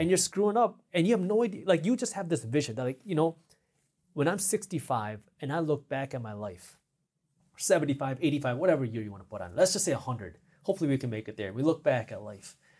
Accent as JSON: {"language": "English", "town": "Detroit", "region": "Michigan", "country": "United States", "said": "I'm from Detroit"}